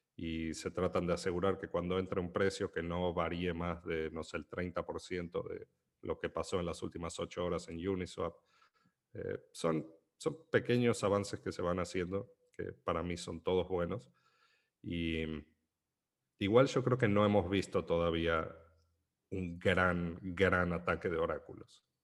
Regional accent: Argentina; siendo argentino

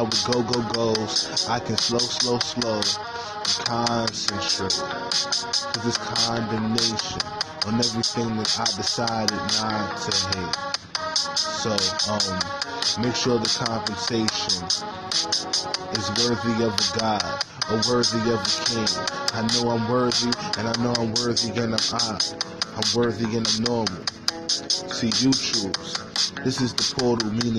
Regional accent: New York City, New York, United States; I was born in Harlem

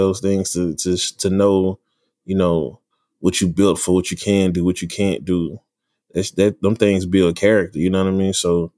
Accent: Dallas, Texas, United States; I'm from Dallas, Texas. West Dallas, to be precise.

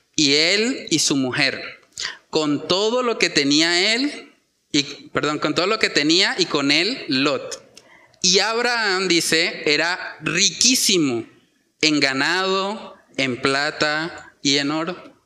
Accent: Colombia

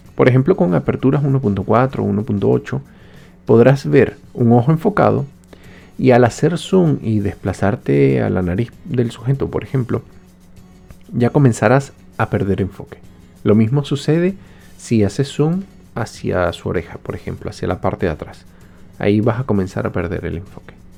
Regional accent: Venezuela; moved away

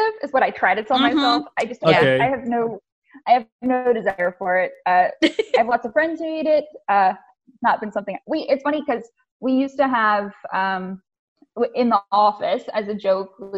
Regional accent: the South, United States; I come from the South too

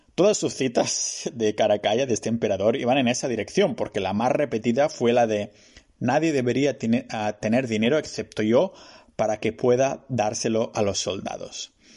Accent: Spain; mi pueblo, Chocatán

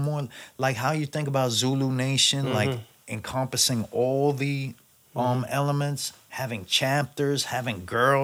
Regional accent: New York City, New York, United States; I grew up on Dean and Nevins, and then later I moved to State and Nevins

